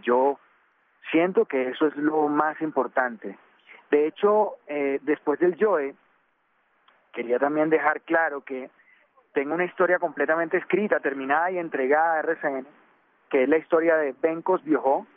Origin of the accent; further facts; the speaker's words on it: Colombia; nosotros como colombianos